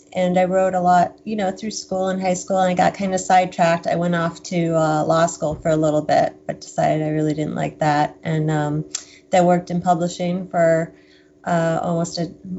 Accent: Wisconsin, United States; moved away as an adult; also born or lived in Boston; I'm still a Midwestern girl at heart. I'm from Wisconsin

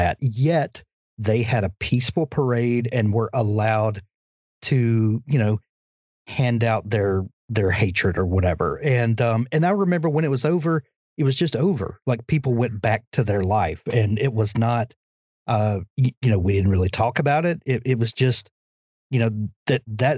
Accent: Deep South, United States; as a kid, growing up in the Deep South

